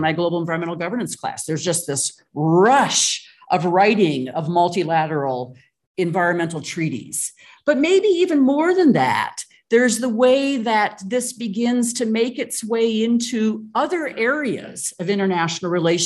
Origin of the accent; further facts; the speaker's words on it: United States; moved away; it's my home country, the United States